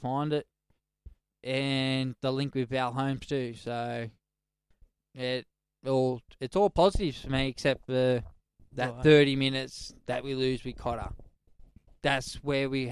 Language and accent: English; Queensland, Australia; as a Queenslander